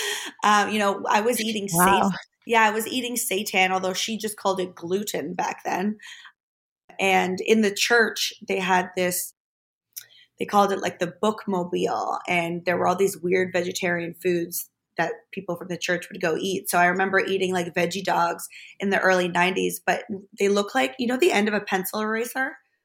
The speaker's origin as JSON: {"language": "English", "country": "Germany", "tie": "born or raised there", "said": "I grew up in Germany."}